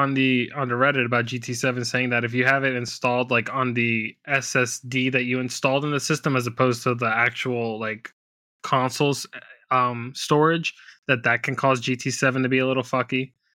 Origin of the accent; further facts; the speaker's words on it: United Kingdom; I'm either going BMW M5 competition or the Corvette Z06, because I'm British.